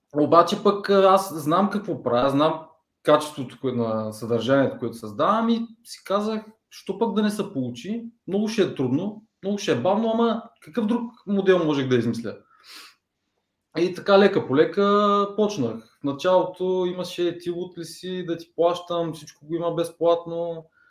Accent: Ruse, Ruse Province, Bulgaria; moved away as an adult; now in Plovdiv, Bulgaria; родом съм от Турсе, в момента живея в Пловдив, може би от 7 години

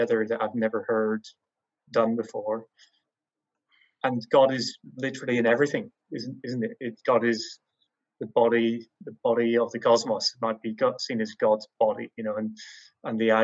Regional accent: Northern Ireland, United Kingdom; growing up in Northern Ireland

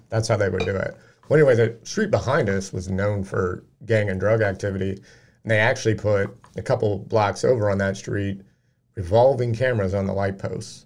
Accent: Peoria, Illinois, United States; moved away; I moved away from Peoria

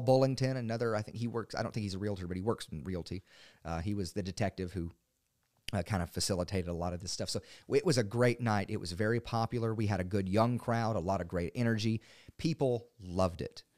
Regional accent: Maury County, Tennessee, United States; now in Dickson County, United States; I'm from Murray County

